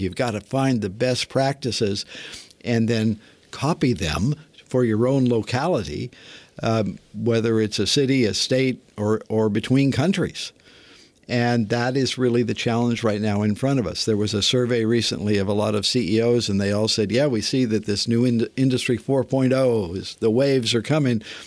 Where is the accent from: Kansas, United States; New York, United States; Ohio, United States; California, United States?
California, United States; Northern; I grew up in Northern California in a, a modest town, modest neighborhood